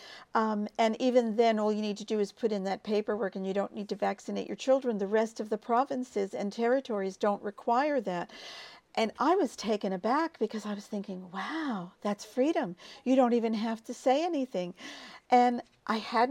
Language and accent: English; United States; moved away as an adult; I'm from the United States, obviously, and I lived there until I was 30